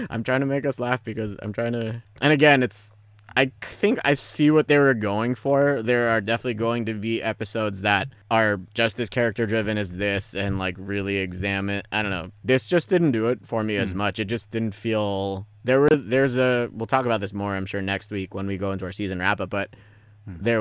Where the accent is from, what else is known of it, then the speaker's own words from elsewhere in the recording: Philippines; I am Filipino, so there's you have that.